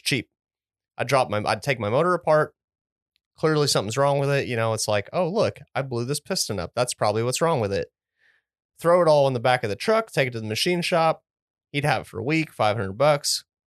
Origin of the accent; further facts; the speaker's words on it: United States; I'm an American. I was born in America